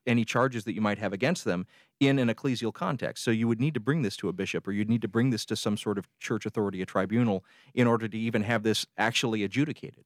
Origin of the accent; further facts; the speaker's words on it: the South, United States; moved away; also born or lived in South Side of Chicago; growing up in the South